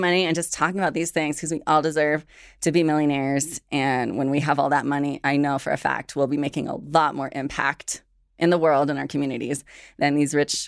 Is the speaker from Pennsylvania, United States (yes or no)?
no; Washington, United States; also born or lived in Morelia, Mexico; I grew up as an undocumented immigrant. I was born in Morelia, Michoacán, was raised in rural Washington State, and just witnessed a lot of tension at home.